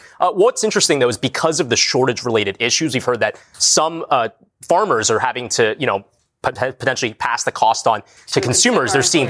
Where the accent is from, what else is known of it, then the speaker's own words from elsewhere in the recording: New Jersey, United States; I'm from Jersey.